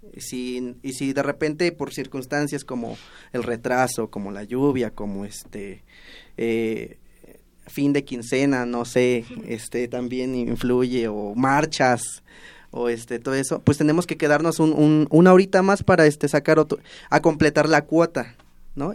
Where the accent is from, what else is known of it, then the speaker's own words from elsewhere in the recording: Tepetzintla, Veracruz, Mexico; moved away as an adult; now in Mexico City, Mexico; los tepetzintlecos